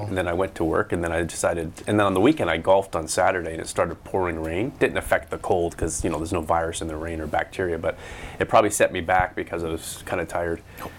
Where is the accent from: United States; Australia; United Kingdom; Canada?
Canada; Abbotsford, British Columbia; 110 is the unit number in the townhouse complex where I grew up in Abbotsford. 110 Bevan Gardens, right in the middle of Abbey. Stone's throw from Mill Lake.